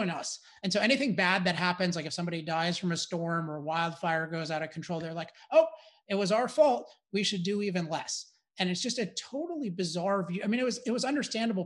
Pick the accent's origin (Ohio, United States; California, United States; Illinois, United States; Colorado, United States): California, United States; I'm from California